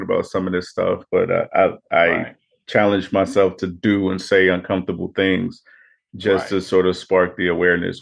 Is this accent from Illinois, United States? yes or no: yes; Chicago, Illinois, United States; also born or lived in San Diego / Alabama / Virginia; I was born in San Diego, raised in Chicago, spent time in Alabama and Virginia